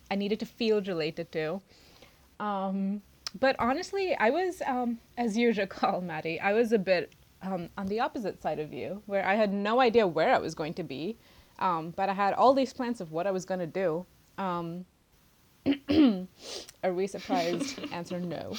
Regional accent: India; moved away as an adult; I'm international, I'm from India

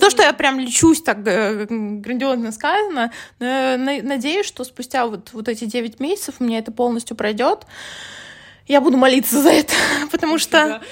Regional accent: Moscow Oblast, Russia; я как бы из Подмосковья

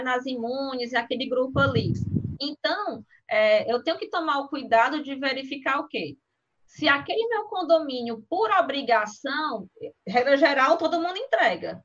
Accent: Brazil; como bom brasileiros que somos

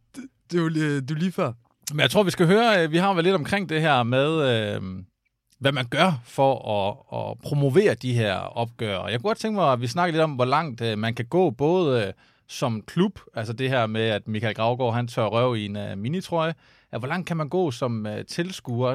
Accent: Aarhus, Central Denmark Region, Denmark; kommer jeg over fra Aarhus og gik i folkeskole der i midten af 90'erne

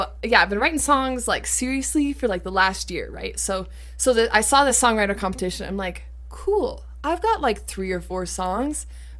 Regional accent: Ten Sleep, Wyoming, United States; also born or lived in Spearfish; I'm from Tent Sleep originally. Yeah. I grew up on my family's ranch.

